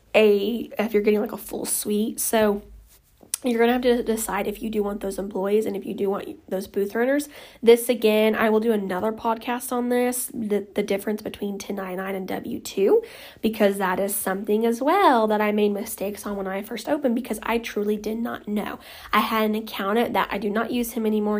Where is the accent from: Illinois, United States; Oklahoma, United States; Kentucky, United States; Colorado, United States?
Oklahoma, United States; I'm from Oklahoma